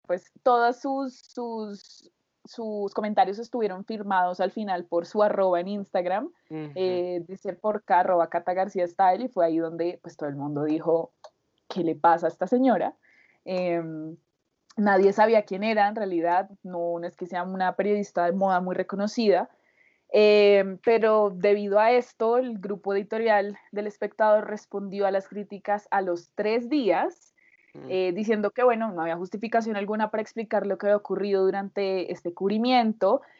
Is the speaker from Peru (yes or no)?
no; Colombia; somos dos colombianos